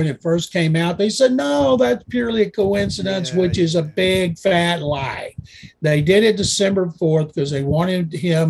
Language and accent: English; Waco, Texas, United States; It is Saturday night at Texas Sports Hall of Fame in Waco. I'm proud to say that's my hometown.